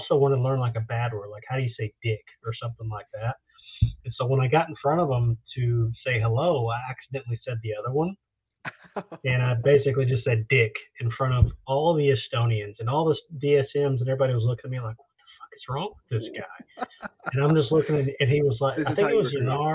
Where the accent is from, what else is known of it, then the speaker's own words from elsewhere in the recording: Texas, United States; I'm from Texas